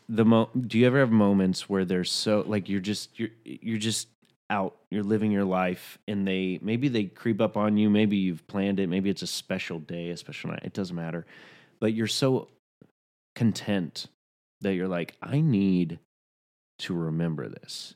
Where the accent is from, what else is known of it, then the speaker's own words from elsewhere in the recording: Chattanooga, Tennessee, United States; accent: Southern; moved away; I was a biracial kid growing up in Chattanooga, Tennessee